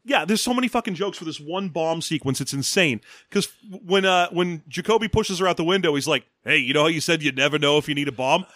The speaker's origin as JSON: {"language": "English", "town": "Los Angeles", "region": "California", "country": "United States", "tie": "born or raised there", "said": "I grew up in Los Angeles during the riots"}